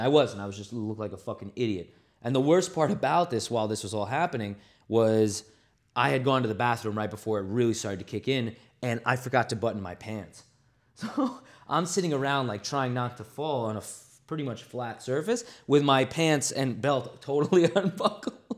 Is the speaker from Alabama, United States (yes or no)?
no; New York, United States; also born or lived in Los Angeles; being from New York